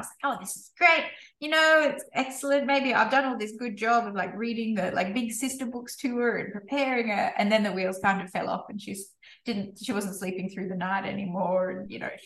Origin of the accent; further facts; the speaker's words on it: North Queensland, Australia; I grew up in North Queensland on a sugarcane farm